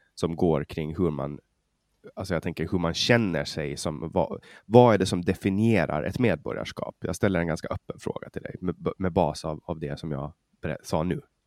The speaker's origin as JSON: {"language": "Swedish", "country": "Finland", "said": "jag är finsk medborgare och känner mig som finsk för att jag har alltid varit underställd den finska statens lagar."}